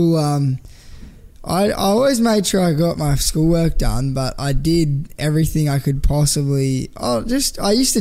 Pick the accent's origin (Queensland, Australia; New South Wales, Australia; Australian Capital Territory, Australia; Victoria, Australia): Australian Capital Territory, Australia; Canberra; now in Gold Coast, Australia; I grew up in Canberra and I was always running amok in Canberra